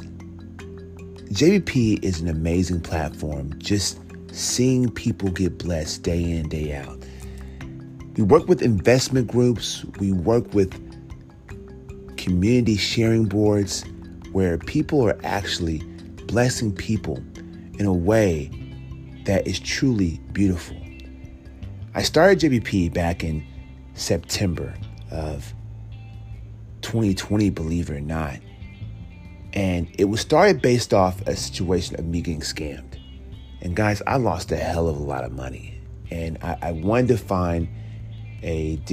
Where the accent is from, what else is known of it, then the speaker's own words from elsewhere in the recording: United States; me being African American